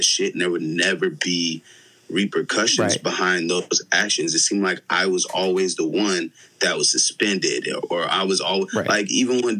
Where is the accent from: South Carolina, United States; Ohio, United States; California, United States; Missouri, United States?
Missouri, United States; Ironton; also born or lived in St. Louis, Missouri; now in Los Angeles, United States; I grew up in Ironton, bro. I played ball in Ironton.